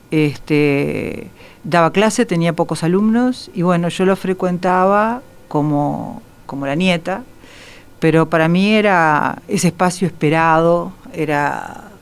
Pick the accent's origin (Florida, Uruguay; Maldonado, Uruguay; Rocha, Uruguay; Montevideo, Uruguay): Montevideo, Uruguay; crecí una parte en Carrasco, pero en los años, a principios de los 60